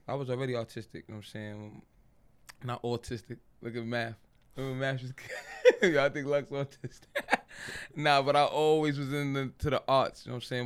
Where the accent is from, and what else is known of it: New York City, New York, United States; born or raised there